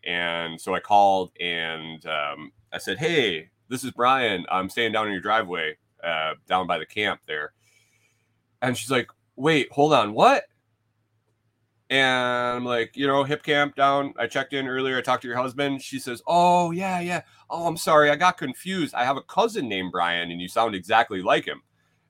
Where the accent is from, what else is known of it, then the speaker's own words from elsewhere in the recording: Bath, New York, United States; Where are you from? I'm from New York. Oh, Manhattan? Mm-mm. Bath. 8,000 people, ma'am. Not New York City.